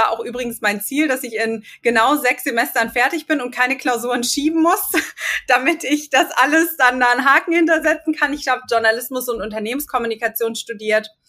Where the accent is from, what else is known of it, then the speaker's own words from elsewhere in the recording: Viersen, North Rhine-Westphalia, Germany; also born or lived in Hagen; Gut, ich bin in Viersen geboren und äh, groß geworden und dann sind meine Eltern mit mir zusammen, ich glaube, als ich 14 war oder 15 nach Hagen gezogen.